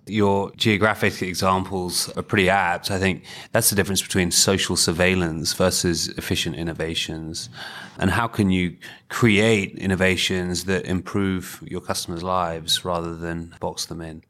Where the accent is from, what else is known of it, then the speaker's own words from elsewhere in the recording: United Kingdom; in the U K, we don't celebrate failure enough